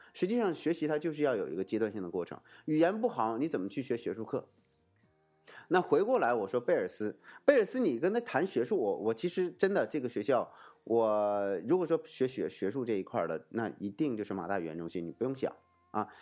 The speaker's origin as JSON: {"language": "Chinese", "country": "China", "said": "我们中国人"}